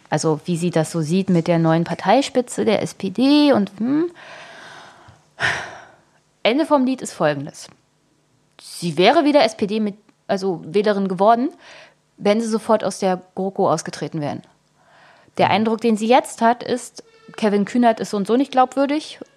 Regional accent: East Germany, Germany; also ich bin in der DDR geboren.

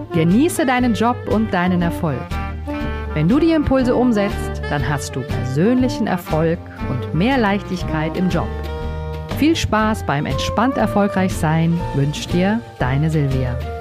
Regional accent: Vogelsberg, Hesse, Germany; ich bin ja so ein altes Landei, ne? ich bin aus dem Vogelsberg

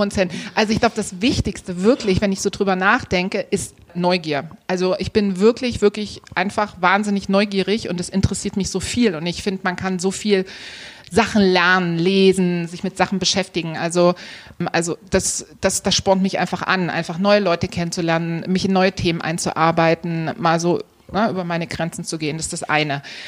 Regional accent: Dresden, Saxony, Germany; also born or lived in Gera; Also ich bin in, in Gera geboren und in Dresden aufgewachsen

